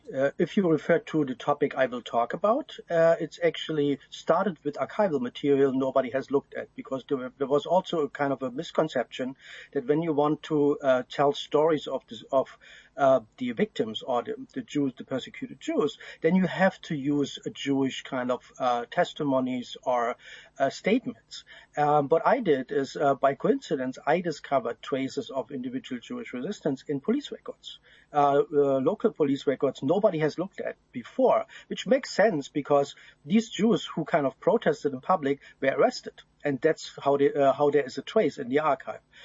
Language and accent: English; East Germany, Germany; I grew up in East in communist Germany